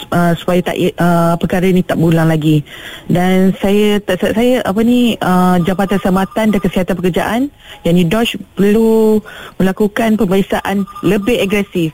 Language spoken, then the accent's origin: Malay; Malaysia; saya sebagai warga Malaysia, orang awam